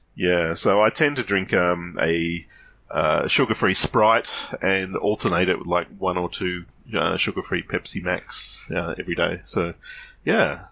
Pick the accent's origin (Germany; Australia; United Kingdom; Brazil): Australia; as an Australian